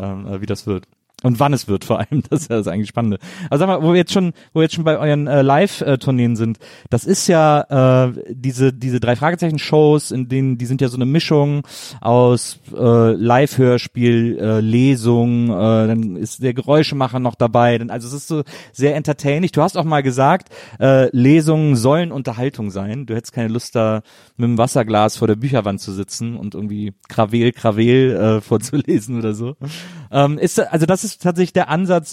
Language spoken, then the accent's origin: German; Rhineland, Germany; ich bin halt so to total westdeutsch deutsches Kind irgendwie äh, in den 70ern äh, im Rheinland aufgewachsen